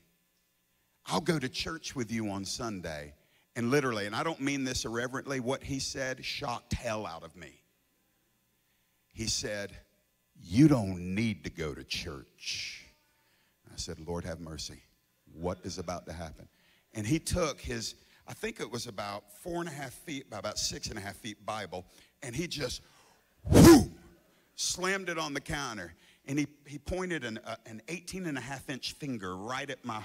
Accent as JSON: {"language": "English", "region": "the South", "country": "United States", "said": "I'm from the South, ain't I? Everybody in the South is saved."}